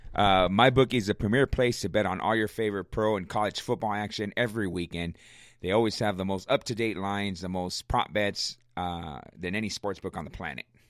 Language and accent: English; Riverside, California, United States; I'm from Riverside, born and raised